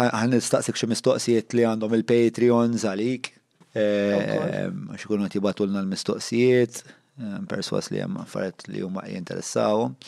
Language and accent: Maltese; Malta; aħna l-Maltin